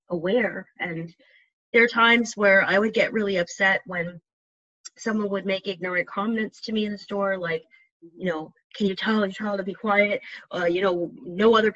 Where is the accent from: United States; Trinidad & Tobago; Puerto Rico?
Trinidad & Tobago; we're from Trinidad